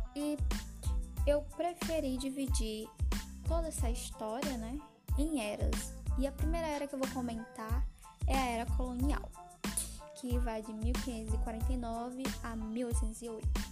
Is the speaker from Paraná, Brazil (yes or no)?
no; Ceará, Brazil; also born or lived in Rio Grande do Norte; sou cearense